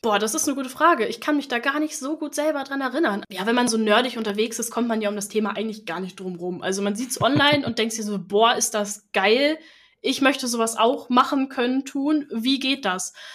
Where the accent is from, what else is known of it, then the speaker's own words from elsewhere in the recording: Northern Germany, Germany; also born or lived in Flensburg; Ich komme aus dem Norden von Deutschland